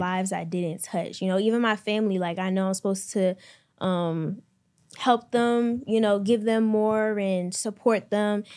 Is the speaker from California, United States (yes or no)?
no; Maryland, United States; I'm from Maryland, twenty years old